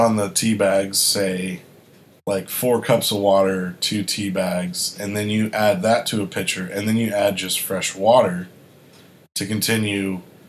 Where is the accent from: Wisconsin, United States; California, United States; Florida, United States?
Florida, United States; born there; also born or lived in Arkansas / South Carolina / Kentucky / Massachusetts; I was born in Florida, I lived in the South most of my life. So I've lived in Arkansas, South Carolina, Kentucky, Florida again. Then I moved to Massachusetts.